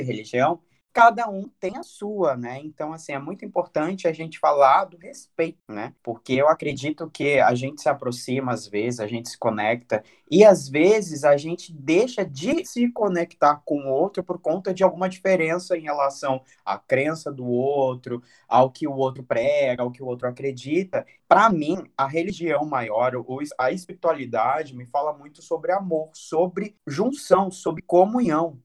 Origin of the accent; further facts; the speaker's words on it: Cuiabá, Mato Grosso, Brazil; Eu sou garota do Rio, mas eu sou de Cuiabá